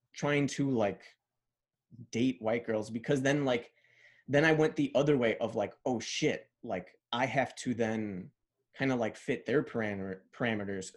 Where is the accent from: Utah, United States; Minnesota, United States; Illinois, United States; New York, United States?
Illinois, United States; Chicago; first language Spanish; English is a second language; I went from, like, growing up in Pilsen to, like, growing up in, uh, Bridgeport